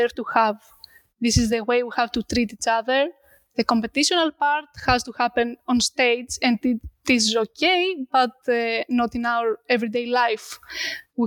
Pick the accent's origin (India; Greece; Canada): Greece; I returned back to my hometown